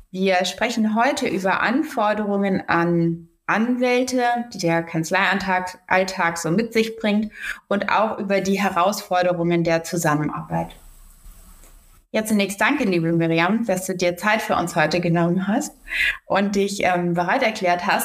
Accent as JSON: {"language": "German", "region": "Baden-Württemberg", "country": "Germany", "moved": "as an adult", "lives_now": "Hamburg, Germany", "said": "komme ja ursprünglich aus Baden-Württemberg, ähm, wollte dann nach Hamburg ziehen"}